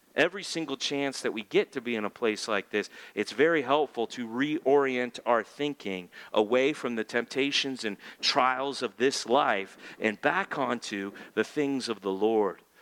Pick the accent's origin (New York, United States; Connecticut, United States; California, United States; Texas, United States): California, United States; I'm a Californian